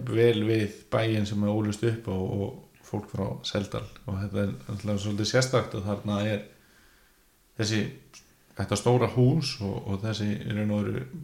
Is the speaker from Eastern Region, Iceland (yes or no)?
yes; Neskaupstaður, Eastern Region, Iceland; also born or lived in Reykjavík; ég er frá Norrfjörði